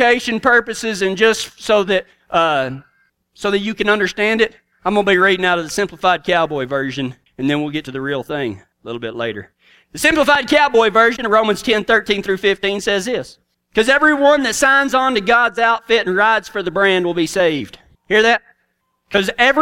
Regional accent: Big Lake, Texas, United States; I'm from right outside of Big Lake, Texas, on the Rocker B Ranch

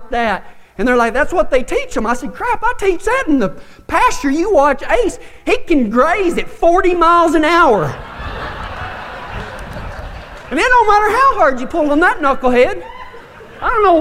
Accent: Big Lake, Texas, United States; also born or lived in Fort Stockton, Texas; I grew up in Big Lake, Texas, and then moved to Fort Stockton

